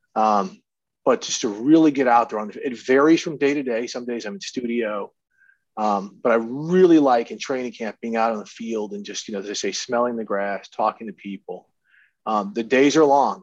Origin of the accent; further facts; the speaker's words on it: St. Louis, Missouri, United States; also born or lived in Minnesota; I went to high school and stuff in St. Louis. I, I consider it my home.